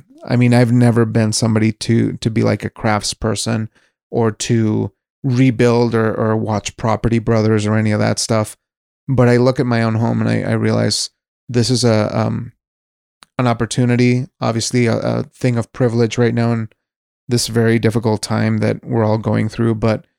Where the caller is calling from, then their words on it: Wyoming, United States; I'm speaking from Wyoming, so this is a place that has been fairly lenient. We're a very low population state.